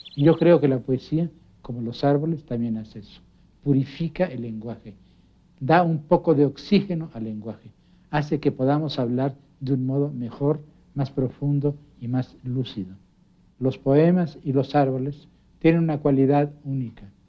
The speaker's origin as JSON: {"language": "Spanish", "region": "Mexico City", "country": "Mexico", "tie": "born or raised there", "said": "Miscoac fue mi pueblo."}